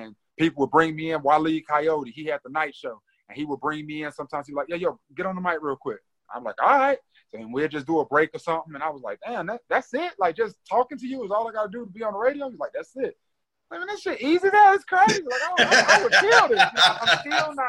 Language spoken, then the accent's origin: English; Greensboro, North Carolina, United States; also born or lived in St. Louis, Missouri / Winston-Salem, North Carolina; I grew up in Greensboro